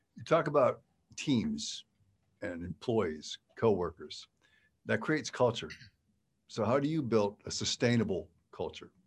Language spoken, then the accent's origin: English; Western Pennsylvania, United States; I grew up in Western Pennsylvania, small town